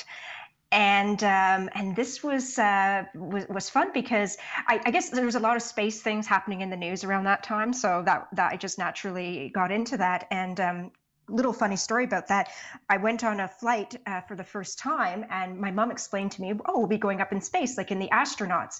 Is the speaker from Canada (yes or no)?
yes; Canada; also born or lived in Poland; I'm Canadian. So that's where I've spent the majority of my career. Went to school here, all that sort of stuff, grew up here.